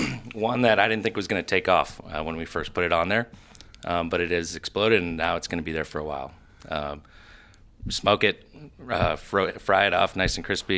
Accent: Iowa, United States; also born or lived in Boston; so we grilled a lot in the summers growing up in Iowa as well as Boston

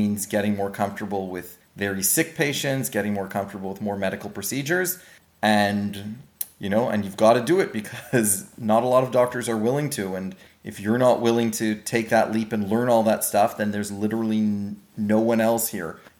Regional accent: Israel; moved away as an adult; also born or lived in Montreal, Canada; now in Sioux Lookout, Canada; I grew up in Israel, and then I, I was born in Montreal, grew up in Israel, and then moved back to Montreal for for education uh, from undergrad and medical school, and I had a very close connection with uh, with my Jewish community, both in Israel and in Montreal.

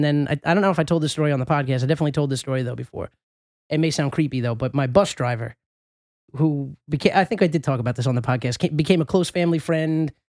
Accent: New York, United States; moved away; when I moved away from New York

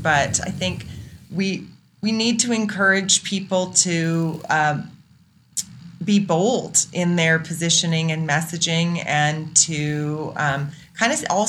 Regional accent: Sydney, New South Wales, Australia; also born or lived in Calgary / Netherlands; now in Canada; Well, I was born in Calgary, and I always say, like, I left a number of times and then have come back again. So nice. I grew up as a kid in Sydney, Australia. As an oil and gas brat.

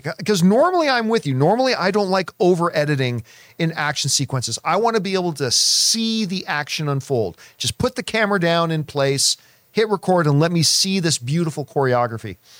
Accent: Canada; as a Canadian

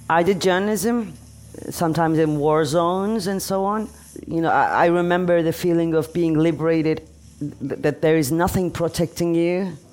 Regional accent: Turkey; English is a second language; moved away; Yeah. My country.

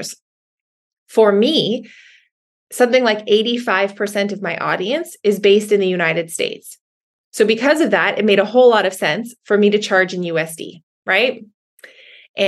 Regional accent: Canada; being a Canadian

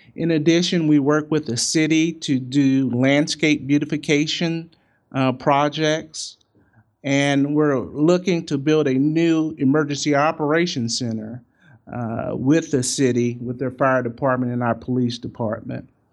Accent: St. Louis, Missouri, United States; I'm from Saint Louis

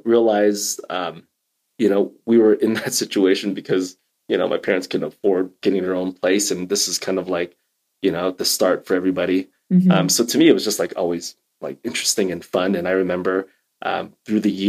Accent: Illinois, United States; growing up in Illinois

